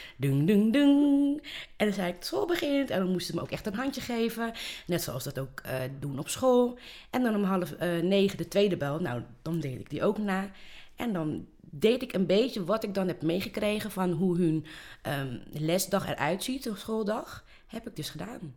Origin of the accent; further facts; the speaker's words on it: Rotterdam, South Holland, Netherlands; ik ben hier eh, geboren, opgegroeid